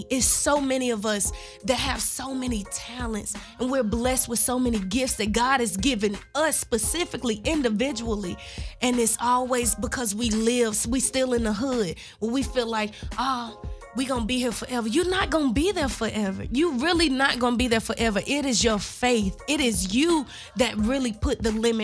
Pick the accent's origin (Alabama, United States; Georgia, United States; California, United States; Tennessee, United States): Tennessee, United States; Memphis; moved away as an adult; My whole family is from Orange Mound, Tennessee. But I grew up in North Memphis.